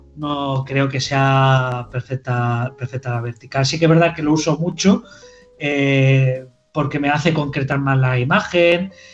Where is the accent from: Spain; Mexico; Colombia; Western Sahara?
Spain; Girona, Catalonia; also born or lived in Caravaca de la Cruz, Murcia; soy nacido en Murcia, vivo, he vivido toda mi vida, bueno, en Murcia no, en Caravaca de la Cruz, que si ya me, empiezan a enfadar, eh, eh, toda la familia vive allí y se me enfada. Eh, y vivo, he vivido en Girona toda mi vida.